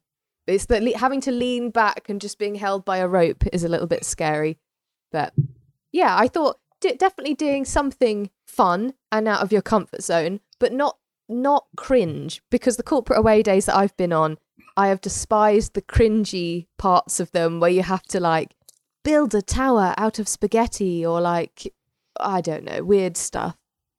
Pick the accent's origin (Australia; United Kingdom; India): United Kingdom; We're very British.